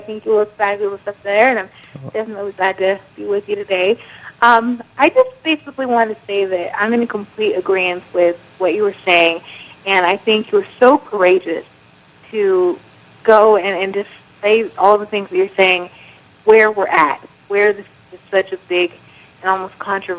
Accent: California, United States; moved away as an adult; I'm from California. I lived in California until I was 20, almost 21, and I'm 22 now.

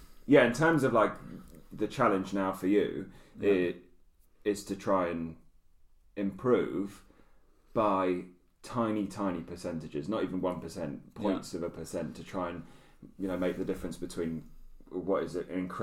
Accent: United Kingdom; it's not easy being a Brit. Yeah. You know, we don't have the mountains.

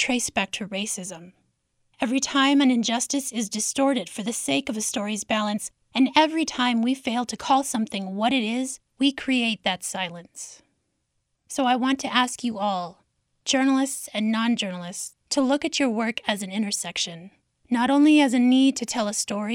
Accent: Zuni Pueblo and Isleta Pueblo, New Mexico, United States; I'm from Zuni Pueblo and Isleta Pueblo

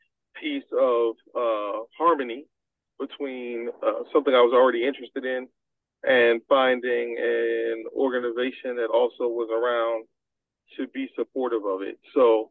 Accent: New York City, New York, United States; Because I grew up in New York City, coming to New Haven was not like coming any place unfamiliar to me.

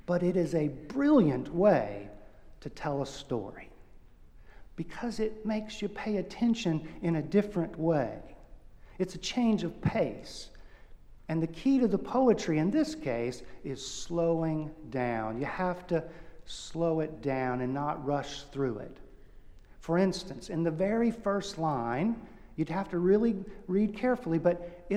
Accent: Houston, Texas, United States; moved away; In Houston, my hometown

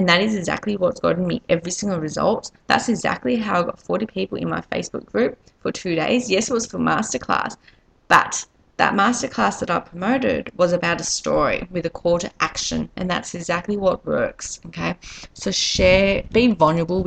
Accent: Australia; accent: Australian; as you can probably tell by my accent, I'm Australian.

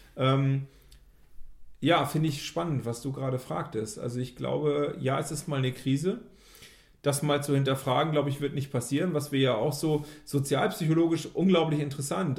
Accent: Germany; wir als Deutsche

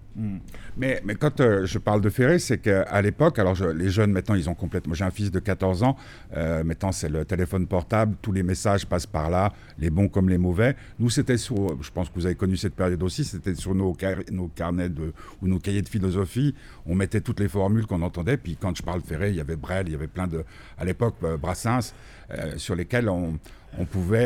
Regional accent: France; also born or lived in Geneva, Switzerland; now in Switzerland; j'ai été élevé en France, mais qui sont je suis genevois, suisse

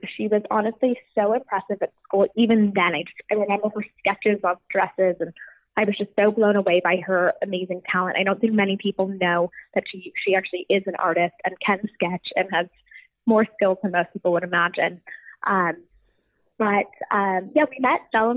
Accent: Orange County, California, United States; I was born and raised in Orange County

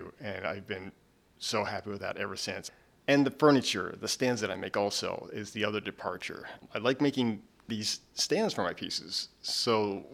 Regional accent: Pratt, Kansas, United States; moved away as an adult; I grew up in Pratt, Kansas.

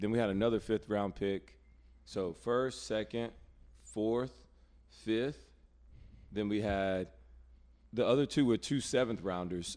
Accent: Alabama, United States; now in North Carolina, United States; growing up in Alabama and now coming to North Carolina

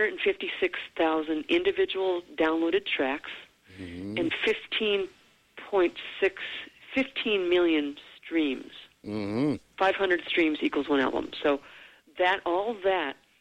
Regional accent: Detroit, Michigan, United States; moved away as an adult; also born or lived in Hollywood; I'm from Detroit.

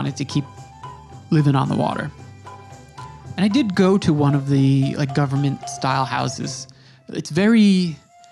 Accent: New York, United States; I'm from New York

